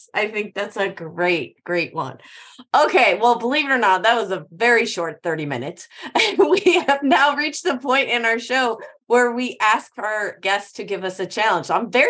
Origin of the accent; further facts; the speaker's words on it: Midwest, United States; especially growing up in the Midwest and then living in Florida when we were out in California.